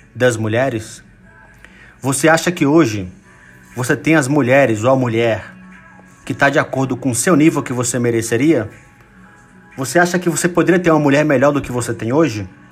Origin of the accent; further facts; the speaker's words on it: Brazil; a grande maioria deles somos brasileiros